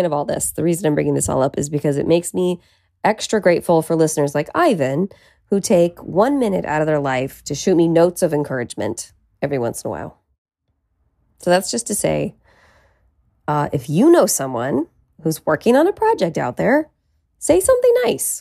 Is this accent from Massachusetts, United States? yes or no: no; Petaluma, California, United States; now in Los Angeles, United States; be all the way in Petaluma, California. That's my hometown